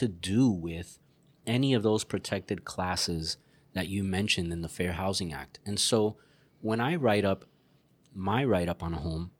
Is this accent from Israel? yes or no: no; Puerto Rico; moved away; But that was actually done to me. I moved from Puerto Rico. Hey, you're from Puerto Rico. You'd really love it here.